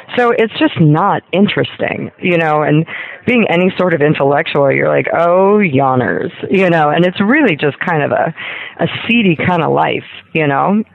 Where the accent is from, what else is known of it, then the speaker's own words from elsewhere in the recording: Ohio, United States; moved away as an adult; also born or lived in Kentucky; I grew up in Ohio and Kentucky